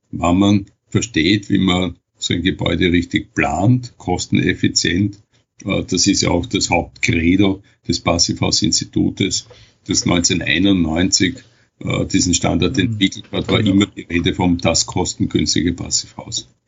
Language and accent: German; Vienna, Austria; und ich komme ja aus Wien